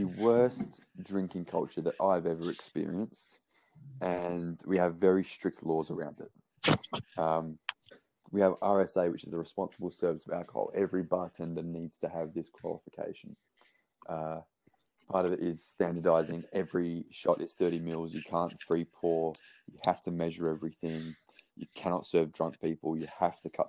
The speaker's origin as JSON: {"language": "English", "country": "Australia", "also_born_or_lived": "Brisbane", "said": "being Australian"}